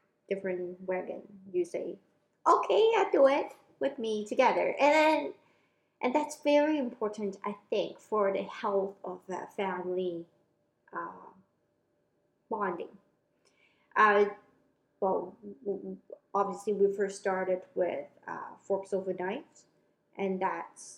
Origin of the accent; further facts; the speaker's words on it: Hong Kong; moved away; I grew up in Hong Kong